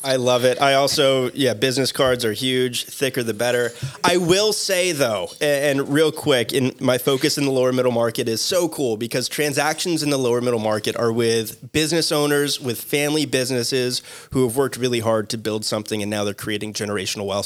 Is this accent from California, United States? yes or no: no; Boca Raton, Florida, United States; also born or lived in Mississippi; born and raised in Boca Raton, Florida